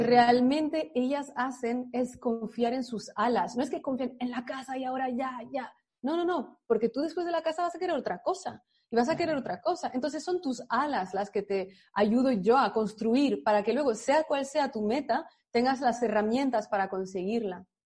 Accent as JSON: {"language": "Spanish", "country": "France", "tie": "born or raised there", "moved": "yes", "said": "yo crecí en Francia, pero mis padres son de, son extranjeros"}